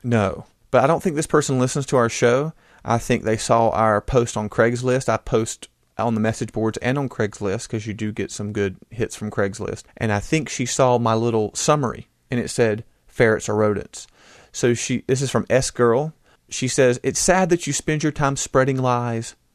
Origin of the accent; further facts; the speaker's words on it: United States; I am an American